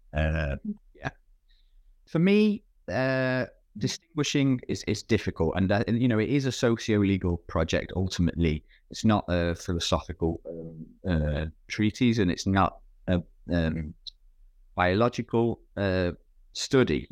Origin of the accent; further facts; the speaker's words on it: United Kingdom; my background as a British person who's, who's worked primarily in, in U K, uh, um, institutions